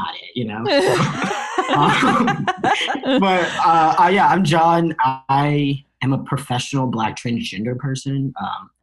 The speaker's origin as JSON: {"language": "English", "region": "Southern Illinois", "country": "United States", "said": "I'm from Southern Illinois"}